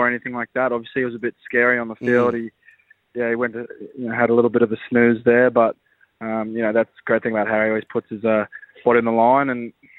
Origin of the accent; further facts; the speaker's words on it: Australia; I'm an Australian